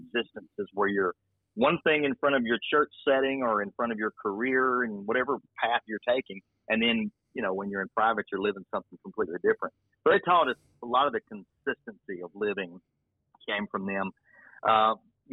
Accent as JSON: {"language": "English", "town": "Birmingham", "region": "Alabama", "country": "United States", "tie": "born or raised there", "also_born_or_lived": "Mobile, Alabama", "said": "I was born in Mobile, raised in Birmingham"}